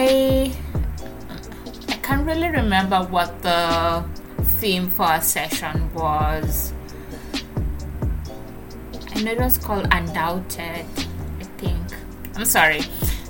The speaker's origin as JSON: {"language": "English", "country": "Kenya", "moved": "as an adult", "lives_now": "Lancaster, United States", "said": "My new hometown, Kenya, remains my home country"}